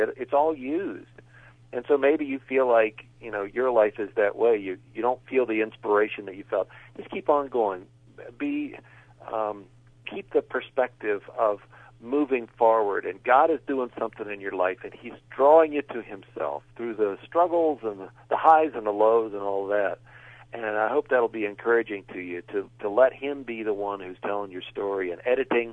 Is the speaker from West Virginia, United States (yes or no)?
yes; West Virginia, United States; I grew up in West Virginia, and I've written a series of books based on my hometown